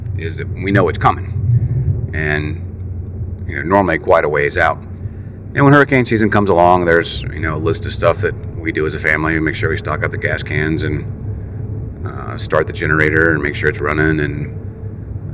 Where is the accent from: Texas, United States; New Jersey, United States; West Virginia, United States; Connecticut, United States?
West Virginia, United States; I'm from West Virginia